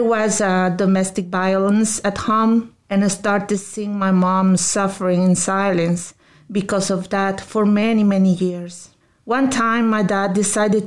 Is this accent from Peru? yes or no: yes; Lima, Peru; moved away; I was born in Peru, in the capital of Lima, in one of the neighborhoods with the most crime in my city.